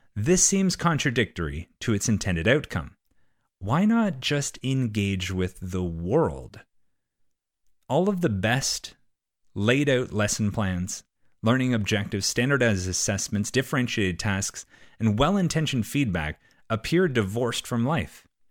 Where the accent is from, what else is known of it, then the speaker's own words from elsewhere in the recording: Canada; I'm Canadian.